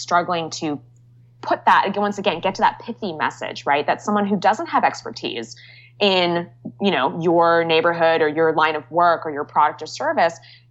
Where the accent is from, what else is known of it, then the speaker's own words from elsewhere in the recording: Bay Area, California, United States; now in New York, United States; I grew up in the Bay Area, and my parents still live in Los Altos